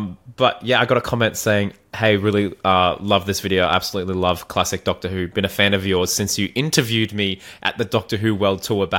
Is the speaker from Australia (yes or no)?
yes; Australia